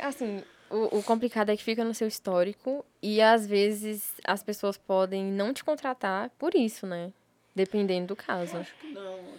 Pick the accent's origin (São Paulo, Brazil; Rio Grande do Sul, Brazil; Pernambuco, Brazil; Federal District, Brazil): Federal District, Brazil; Brasília; eu sou de Sobradinho